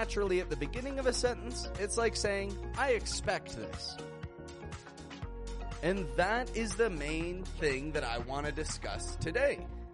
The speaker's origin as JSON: {"language": "English", "country": "Canada", "moved": "yes", "lives_now": "Mexico", "said": "I'm from Canada. I live in Mexico, and I teach the American accent"}